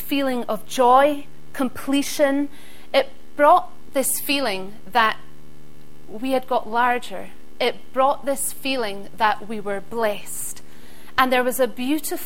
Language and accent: English; Isle of Skye, Scotland, United Kingdom; I grew up on the Isle of Skye, and my dad was a joiner